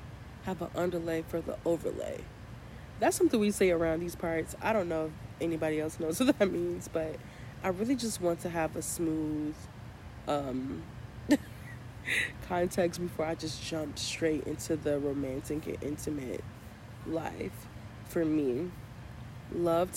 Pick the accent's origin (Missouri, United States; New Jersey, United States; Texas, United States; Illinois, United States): Illinois, United States; Chicago; I'm from Chicago, and we have a lot of crazy potholes.